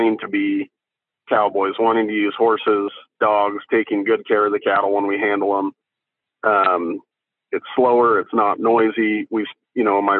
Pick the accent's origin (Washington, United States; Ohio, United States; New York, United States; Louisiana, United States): Washington, United States; Ellensburg; from Ellensburg